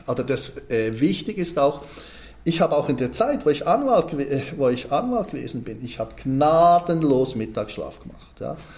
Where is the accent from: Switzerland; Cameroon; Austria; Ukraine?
Switzerland; da wo ich aufgewachsen bin, hat mich meine Mutter immer zum Bäcker rüber geschickt